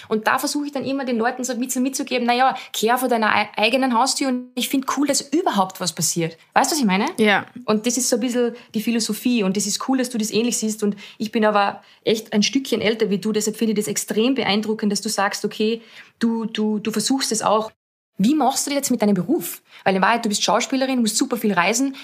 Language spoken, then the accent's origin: German; Austria; für mich als Österreicherin